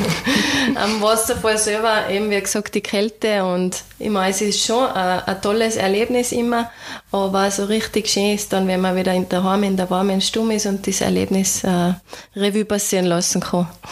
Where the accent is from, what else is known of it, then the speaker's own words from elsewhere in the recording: Austria; das Tal bei uns, die Berge, also auf der anderen Seite den Nationalpark Hohe Dauern